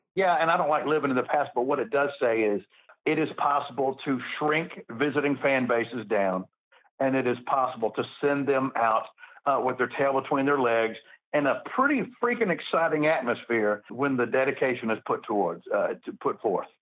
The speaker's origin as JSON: {"language": "English", "town": "Memphis", "region": "Tennessee", "country": "United States", "said": "I'm from Memphis."}